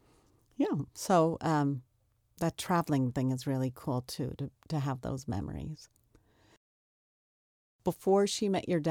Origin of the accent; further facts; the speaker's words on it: Long Island, New York, United States; I grew up on Long Island, and we grew up in a town that was the same thing.